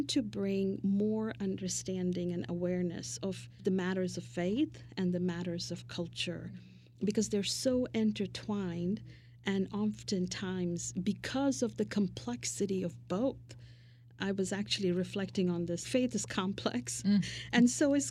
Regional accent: Mumbai, Maharashtra, India; now in United States; my early days of growing up in Mumbai, India

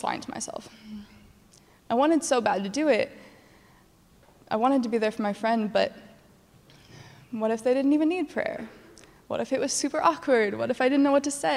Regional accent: Greenwood, Indiana, United States; Greenwood, Indiana. And that's my hometown.

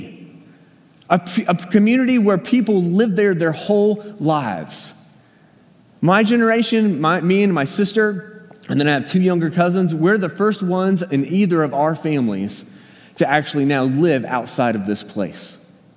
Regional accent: Danville, Virginia, United States; moved away; I grew up in Danville, Virginia. It's southern Virginia, right on the North Carolina line

